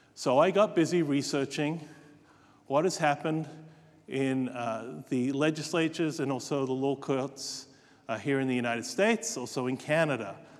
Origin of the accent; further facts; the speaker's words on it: Australia; moved away; Australia, in my home state there